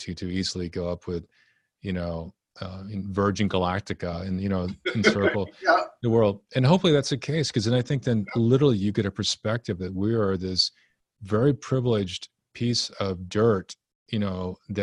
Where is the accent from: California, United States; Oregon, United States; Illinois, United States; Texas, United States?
Texas, United States; also born or lived in Japan; So I grew up in Texas